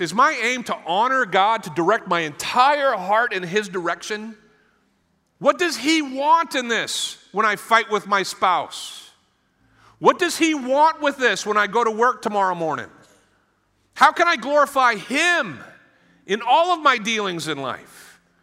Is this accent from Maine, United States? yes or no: yes; Maine, United States; moved away; I'm from Maine